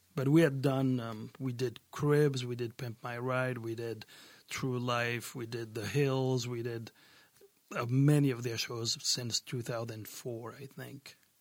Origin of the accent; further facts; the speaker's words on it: France; moved away as an adult; also born or lived in Brooklyn, New York, United States / San Diego, United States; growing up in France, there was a lot of pop, and in the south of France, there was a lot of gypsy music